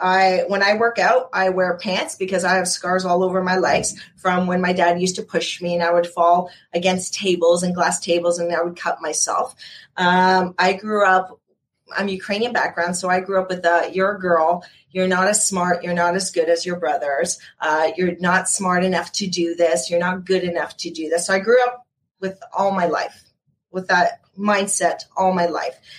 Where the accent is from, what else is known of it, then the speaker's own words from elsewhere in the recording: Canada; also born or lived in Ontario; I'm in Ontario, so I am Canadian.